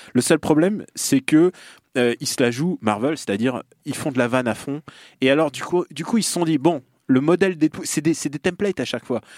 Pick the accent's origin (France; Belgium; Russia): Russia; moved away; là d'où je viens